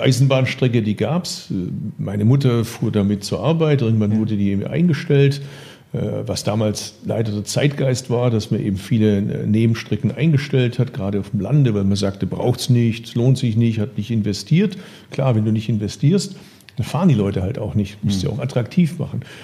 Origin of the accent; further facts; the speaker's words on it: Bad Urach, Baden-Württemberg, Germany; von meinem Geburtsort Bad Urach